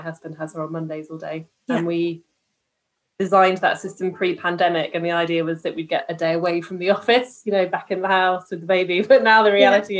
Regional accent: Stroud, South West England, United Kingdom; I come from Stroud in Gloucestershire, which is where Extinction Rebellion are from.

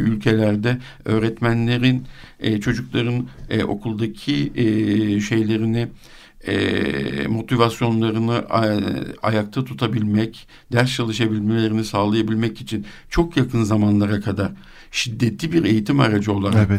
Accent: Turkey; also born or lived in Switzerland; ben onu bir Türk olarak

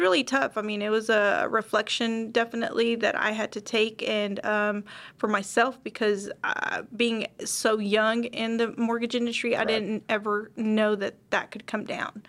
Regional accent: Dallas, Texas, United States; I'm born and raised here in Dallas, Texas.

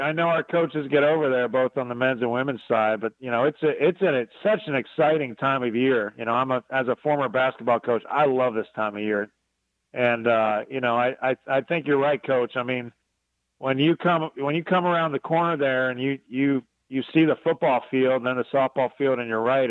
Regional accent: Northeast, United States; moved away; I'm from the Northeast

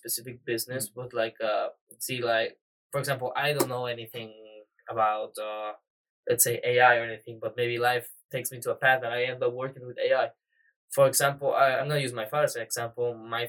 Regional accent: Mexico City, Mexico; I'm from Mexico City, Mexico.

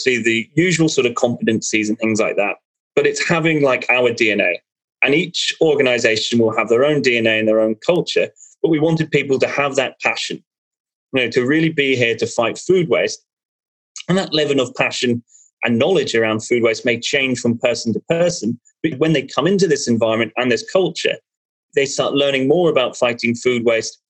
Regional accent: Ireland; I'm Irish

